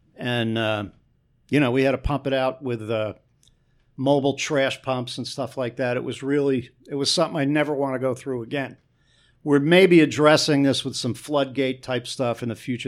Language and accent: English; Newark, New Jersey, United States; also born or lived in East Orange, New Jersey; I was from Newark and East Orange